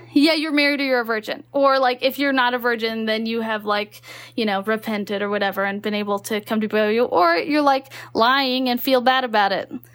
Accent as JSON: {"language": "English", "region": "Texas", "country": "United States", "tie": "born or raised there", "also_born_or_lived": "Utah", "moved": "yes", "said": "I grew up in Texas"}